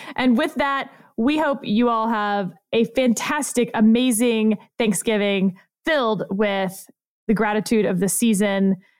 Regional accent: Richmond, Texas, United States; also born or lived in Houston, Texas; I grew up in Fort Bend County, sir, in Richmond, Texas, with two thousand people.

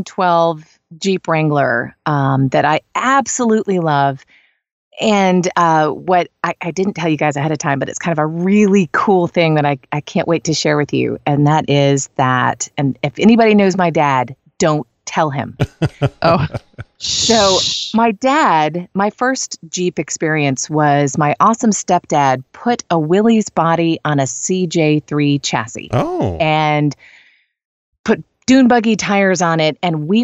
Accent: East Lansing, Michigan, United States; now in Athens, United States; So I live in the Athens, Georgia area, though I'm originally from East Lansing, Michigan.

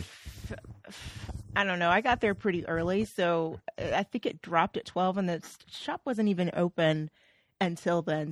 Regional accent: Oklahoma, United States; I'm from Oklahoma

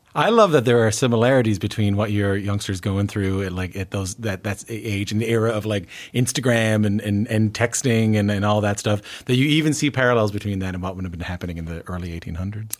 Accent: Newfoundland and Labrador, Canada; moved away; growing up in Newfoundland

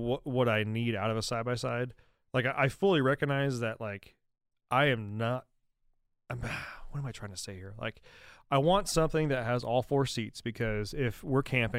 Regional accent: New York, United States; Like, no, I'm from upstate New York.

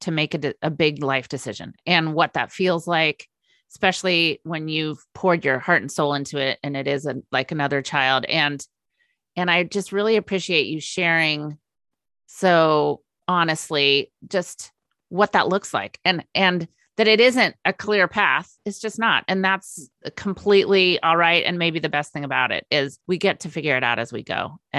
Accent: Northern California, United States; moved away as an adult; also born or lived in Minnesota; now in Vashon Island, United States; I grew up in Northern California

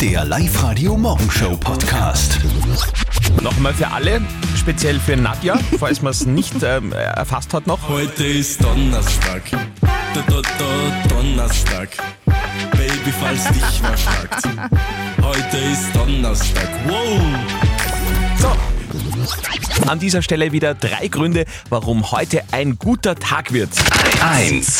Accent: Upper Austria, Austria; bei uns in Oberösterreich

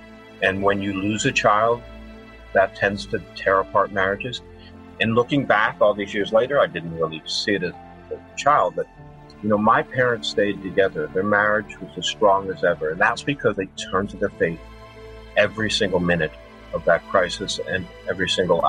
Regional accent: Havertown, Pennsylvania, United States; born there; also born or lived in Michigan; So I was born in Philadelphia, actually a little tiny town on the outskirts of Philadelphia called Havertown. And then we moved out to Michigan.

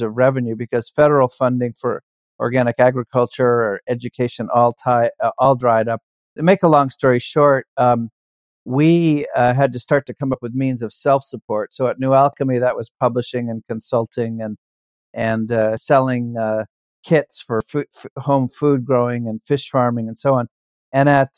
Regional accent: New Hampshire, United States; I grew up in New Hampshire

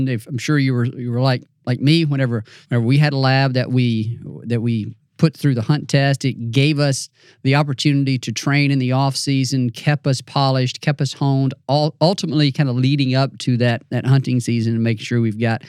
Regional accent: Mississippi, United States; And I grew up in North Central Mississippi, and that's a similar type of deal for me.

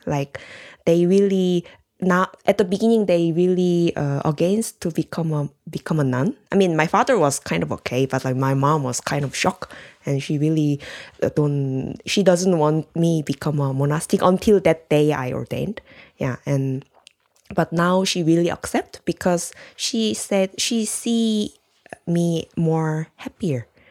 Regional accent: South Korea; moved away; I'm from Korea

